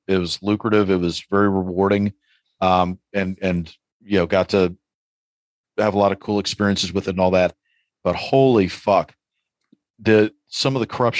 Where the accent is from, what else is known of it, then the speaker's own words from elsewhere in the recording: New York City, New York, United States; growing up in New York City in the 80s, like I used to look out the window every time I heard police sirens.